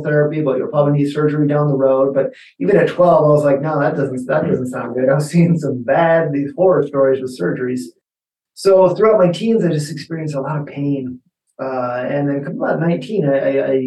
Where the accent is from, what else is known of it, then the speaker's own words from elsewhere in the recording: Denver, Colorado, United States; I'm a Denver native, Colorado native, born and raised